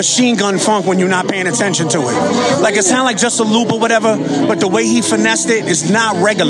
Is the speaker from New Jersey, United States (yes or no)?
yes; New Jersey, United States; now in California, United States; …, straight out Jersey, represent California.